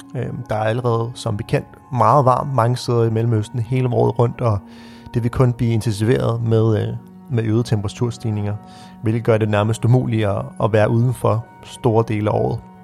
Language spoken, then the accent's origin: Danish; Birkerød, Capital Region of Denmark, Denmark; vi stod på skøjter på Birkerød Sø, hvor jeg voksede op